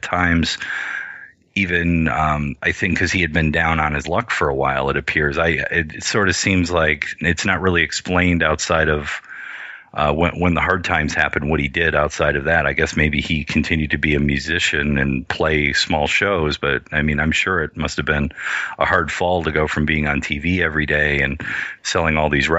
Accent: United States; as a small Indian kid growing up in America

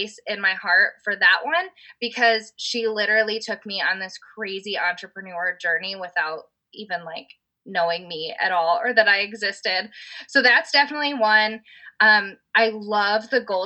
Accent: Indiana, United States; my husband, we're from Indiana

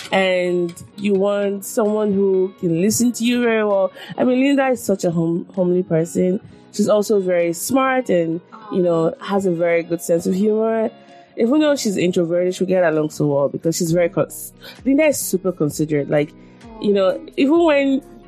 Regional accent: Nigeria; I mean, I think being born a Nigerian and the experiences I've had as a Nigerian has been one of the greatest blessings of my life.

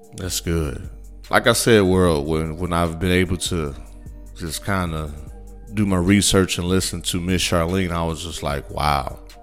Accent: Midwest, United States; now in Texas, United States; growing up in the Midwest

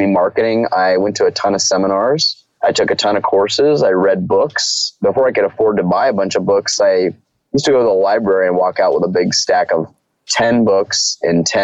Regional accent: Southern California, United States; My background is I grew up in Southern California

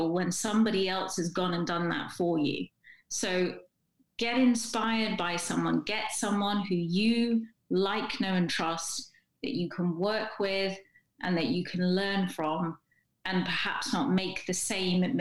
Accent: England, United Kingdom; I'm English

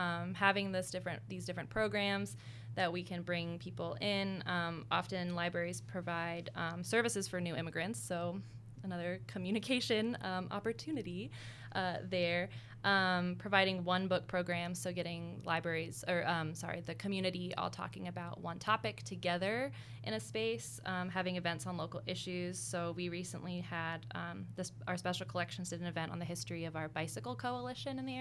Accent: Virginia, United States; also born or lived in Toledo, Ohio; I'm from Virginia

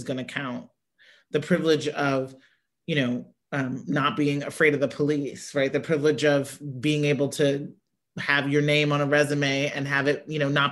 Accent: Midwest, United States; I grew up in the Midwest where like the UAW jobs, the manufacturing jobs were like the best jobs

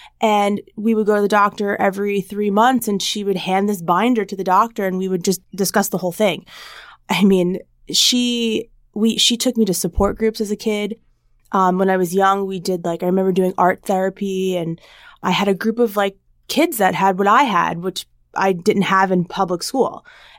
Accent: New Jersey, United States; So I'm originally from New Jersey, but my parents moved out to the east end of Long Island, or as everybody knows, is the Hamptons, over 14 years ago.

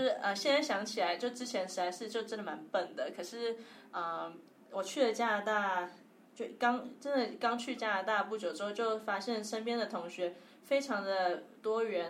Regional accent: Taipei, Taiwan; moved away as an adult; also born or lived in Hong Kong; 因为从小在台北

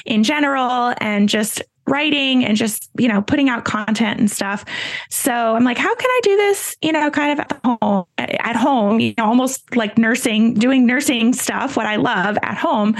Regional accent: Raleigh, North Carolina, United States; I'm from Raleigh, North Carolina

